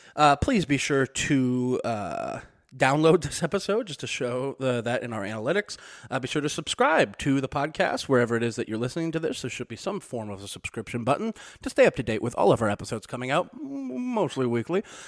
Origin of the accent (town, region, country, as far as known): Missouri, United States; born or raised there; moved away